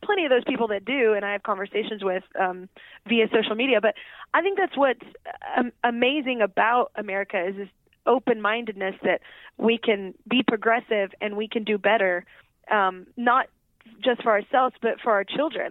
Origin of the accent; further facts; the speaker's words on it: Texas, United States; I grew up in Texas.